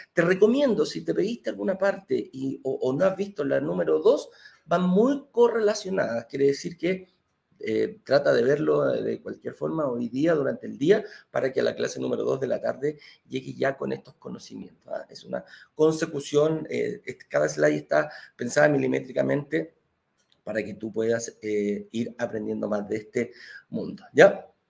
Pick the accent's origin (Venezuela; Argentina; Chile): Chile; Valparaíso; yo también de la quinta región